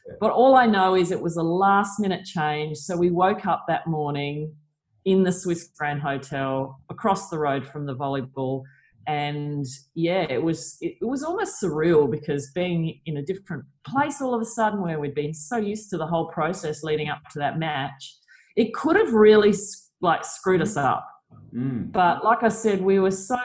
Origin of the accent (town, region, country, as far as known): Australia